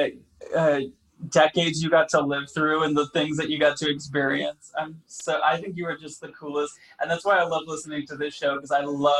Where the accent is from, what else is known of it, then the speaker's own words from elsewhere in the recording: Grand Rapids, Michigan, United States; now in Los Angeles, United States; No, I grew up in Michigan.